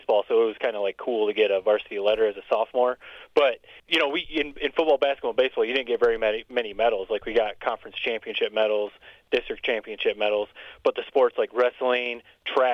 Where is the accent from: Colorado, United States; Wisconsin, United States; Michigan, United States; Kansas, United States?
Michigan, United States; Corunna; we grew up in Corona where, you know, you could basically just go out and your parents trusted you to come home